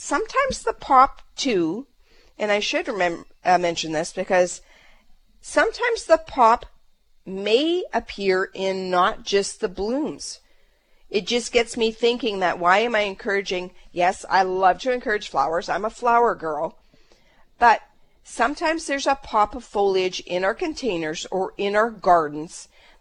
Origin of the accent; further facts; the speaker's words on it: Canada; we're Canadian